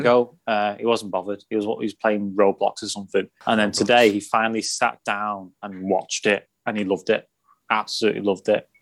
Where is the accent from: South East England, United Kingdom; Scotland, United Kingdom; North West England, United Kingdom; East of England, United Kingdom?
North West England, United Kingdom; Runcorn; I'm not technically from Liverpool, I'm from Runcorn, uh, Cheshire